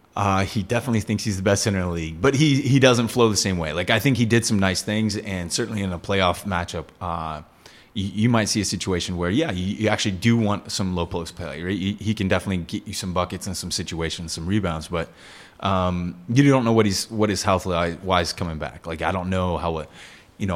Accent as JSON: {"language": "English", "region": "Texas", "country": "United States", "moved": "as an adult", "lives_now": "Singapore"}